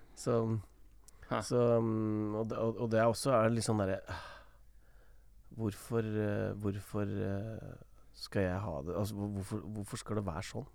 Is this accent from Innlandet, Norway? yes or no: yes; Toten, Innlandet, Norway; der jeg kommer fra, på Toten